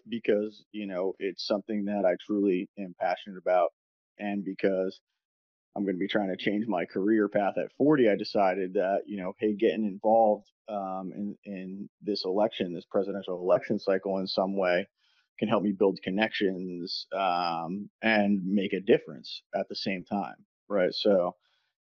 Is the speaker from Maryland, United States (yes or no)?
no; New Jersey, United States; moved away as an adult; now in Philadelphia, United States; I grew up in New Jersey.